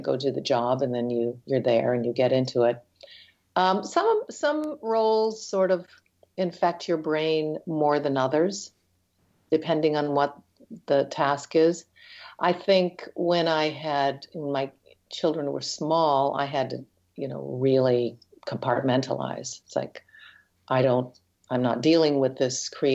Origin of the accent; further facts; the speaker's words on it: north of Detroit, Michigan, United States; also born or lived in Chicago / Toronto; now in Canada; Grew up north of Detroit and then moved to Chicago